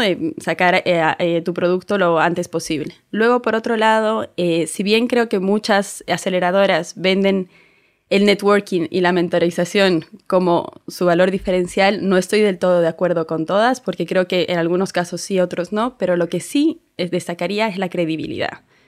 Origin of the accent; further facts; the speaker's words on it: Bolivia; now in Spain; yo soy de Bolivia, me vine hace unos años ya